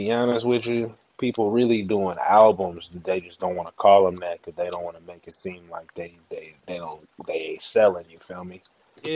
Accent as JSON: {"language": "English", "town": "Vallejo", "region": "California", "country": "United States", "said": "I'm from the V-A-L-L-E-J-O."}